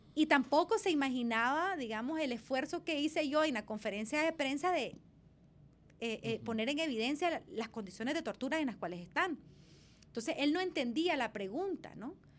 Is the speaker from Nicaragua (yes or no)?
yes; Nicaragua; como pueblo nicaragüense